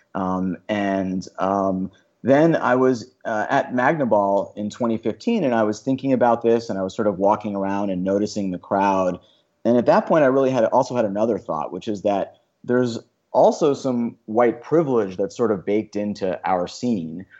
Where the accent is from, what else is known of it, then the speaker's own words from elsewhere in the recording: Long Island, New York, United States; I grew up on Long Island